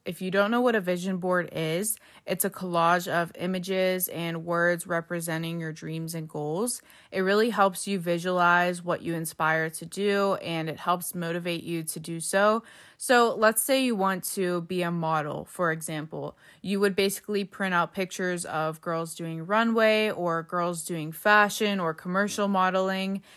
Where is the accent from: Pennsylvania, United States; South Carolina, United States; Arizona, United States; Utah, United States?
Pennsylvania, United States; Pittsburgh; I'm from Pittsburgh, and here we call soda pop